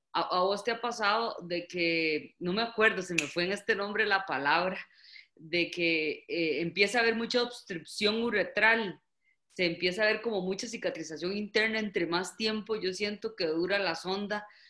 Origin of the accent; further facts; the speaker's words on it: Costa Rica; en mi país hay varias intervenciones